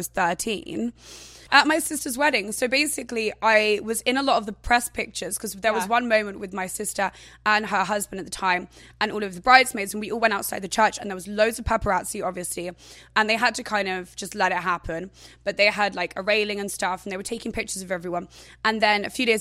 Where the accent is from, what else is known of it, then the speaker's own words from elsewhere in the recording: England, United Kingdom; I was never from London. So I was from like a seaside town, which was down south.